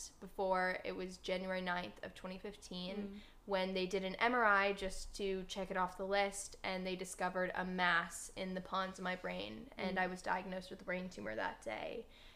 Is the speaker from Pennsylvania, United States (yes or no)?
no; Minnesota, United States; now in Los Angeles, United States; I'm from Minnesota originally, and when I was 13 years old